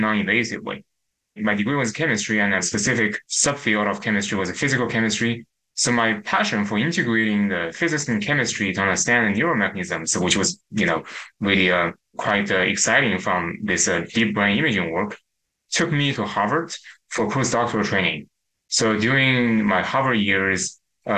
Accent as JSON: {"language": "English", "country": "China", "tie": "born or raised there", "moved": "as an adult", "lives_now": "United States", "said": "I grew up in China, but I came to the United States to pursue my PhD at Stanford University."}